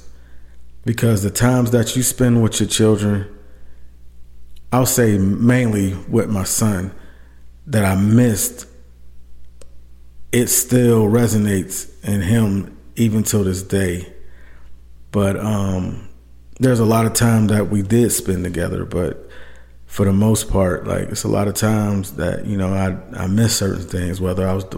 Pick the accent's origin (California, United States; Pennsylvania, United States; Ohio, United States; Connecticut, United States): Pennsylvania, United States; Clairton; moved away as an adult; also born or lived in Georgia / Korea; now in Texas, United States; I'm a veteran from Pittsburgh. It was actually a small city called Clareton. That's right outside of Pittsburgh